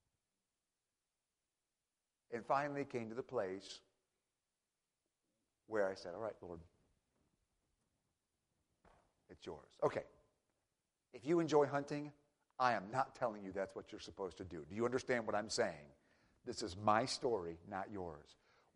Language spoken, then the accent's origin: English; Michigan, United States; now in Tennessee, United States; I'm from Michigan originally.